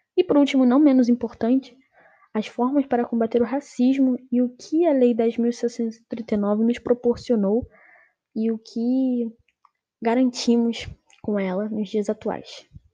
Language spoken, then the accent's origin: Portuguese; Brazil; nós brasileiros